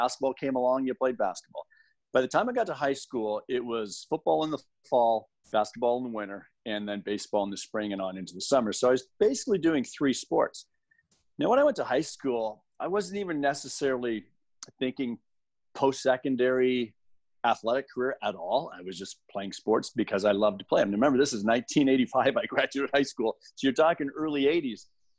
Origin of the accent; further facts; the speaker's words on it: Windsor, Ontario, Canada; I was. Both my wife and I were born and raised like within 3 kilometers of where we live right now.